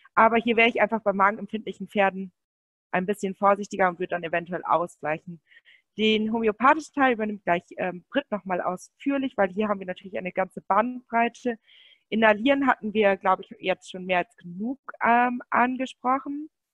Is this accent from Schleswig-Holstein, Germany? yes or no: no; Münsterland, North Rhine-Westphalia, Germany; bei uns im Münsterland, wir kommen aus Münsterland